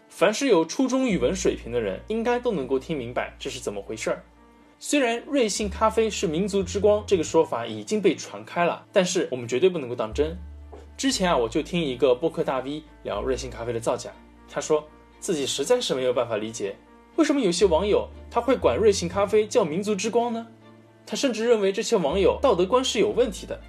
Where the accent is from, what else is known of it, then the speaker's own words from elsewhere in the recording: China; 我们中国的传统饮料